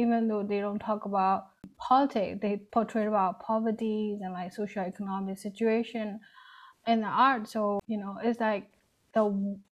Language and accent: English; Yangon, Yangon Region, Myanmar; moved away as an adult; also born or lived in Rakhine State; I grew up in Yangon, which is like a city of our like country